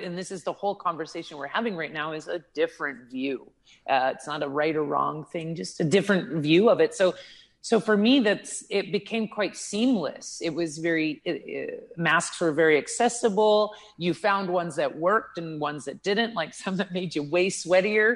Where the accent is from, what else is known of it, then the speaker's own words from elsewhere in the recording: Prince Edward Island, Canada; now in Thailand; I'm Canadian. I was born on the east coast of Canada, so in a little island called Prince Edward Island